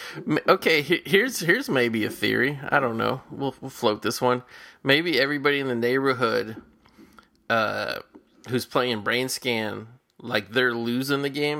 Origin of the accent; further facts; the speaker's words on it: Cincinnati, Ohio, United States; I grew up in Cincinnati where we have, like, Cincinnati chili